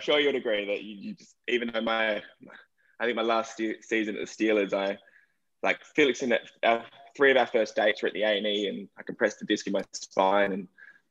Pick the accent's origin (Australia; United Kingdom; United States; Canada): Australia; moved away; I am Australian, obviously.